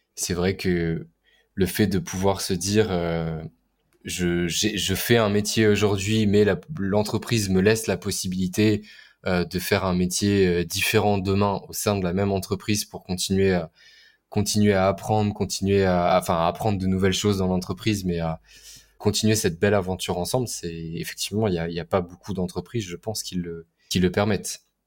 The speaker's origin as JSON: {"language": "French", "town": "Orléans", "region": "Centre-Val de Loire", "country": "France", "tie": "born or raised there", "moved": "yes", "lives_now": "Paris, France", "said": "j'ai vécu, à, vécu à côté d'Orléans, donc je viens d'Orléans"}